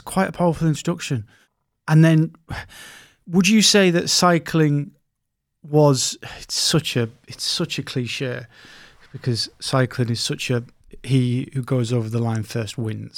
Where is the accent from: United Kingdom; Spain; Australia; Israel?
United Kingdom; Scotland; I'm from Scotland